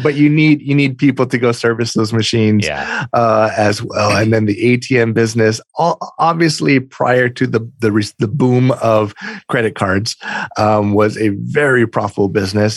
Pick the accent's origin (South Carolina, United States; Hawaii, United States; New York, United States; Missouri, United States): Hawaii, United States; Oahu; moved away as an adult; now in East Coast, United States; I'm I'm from Hawaii originally, born and raised uh, in the islands, uh, Oahu